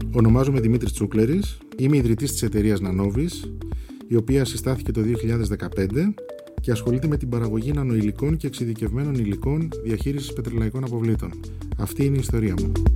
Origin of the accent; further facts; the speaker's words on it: Melissia, Attica, Greece; Γεννήθηκα στα Μελίσια.